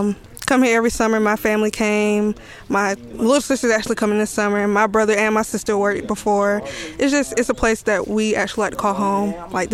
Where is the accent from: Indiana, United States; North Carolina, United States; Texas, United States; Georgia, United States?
Georgia, United States; Athens; I'm actually from Athens.